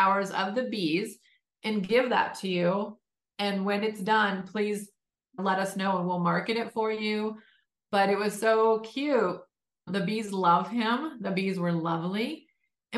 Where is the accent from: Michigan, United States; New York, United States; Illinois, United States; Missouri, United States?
Michigan, United States; Detroit; born and raised in Detroit